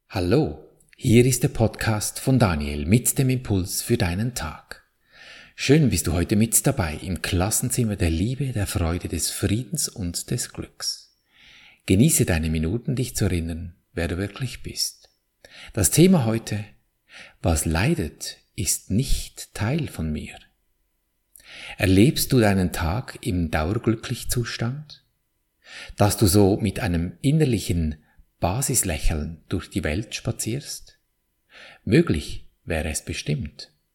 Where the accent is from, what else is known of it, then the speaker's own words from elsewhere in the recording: Switzerland; bei uns in der Schweiz